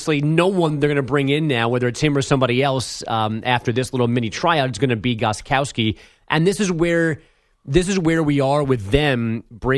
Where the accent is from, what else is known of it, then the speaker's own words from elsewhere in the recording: New York, United States; as a New Yorker